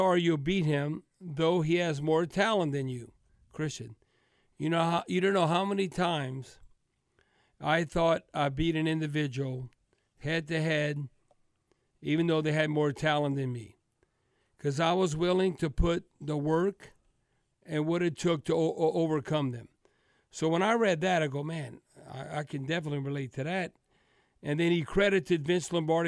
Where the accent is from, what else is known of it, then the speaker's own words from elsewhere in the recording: Northwest Louisiana, United States; I am from Northwest Louisiana